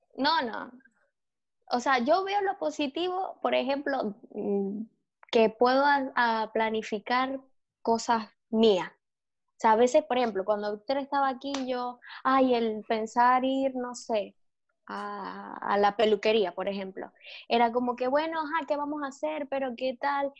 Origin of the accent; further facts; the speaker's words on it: Maracaibo, Zulia, Venezuela; also born or lived in Caracas; yo no me puedo regresar a Maracaibo